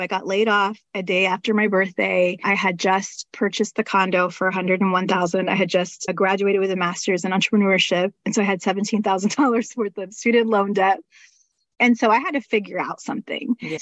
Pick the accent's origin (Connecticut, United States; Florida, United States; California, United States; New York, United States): Florida, United States; Panama City; moved away as an adult; now in Orlando, United States; I ended up getting a job as a technical writer back in my hometown. So I was moving from Orlando, where I live now, 6 hours north to Panama City, where I'm from